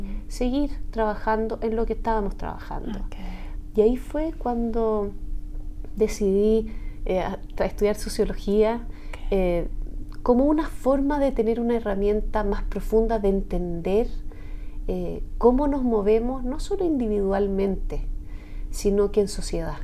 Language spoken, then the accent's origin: Spanish; Chile; como chilena de estos tiempos